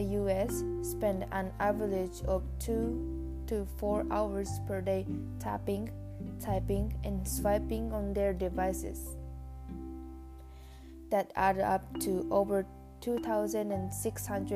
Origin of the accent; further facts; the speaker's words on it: Japan; English is a second language; moved away as an adult; now in Canada; I am an exchange student from Japan.